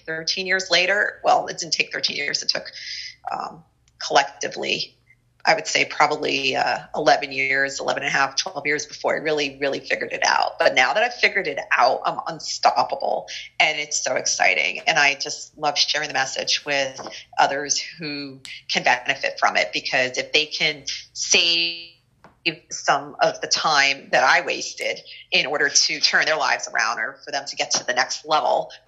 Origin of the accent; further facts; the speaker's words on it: New Jersey, United States; also born or lived in New York City area; growing up in the North Jersey area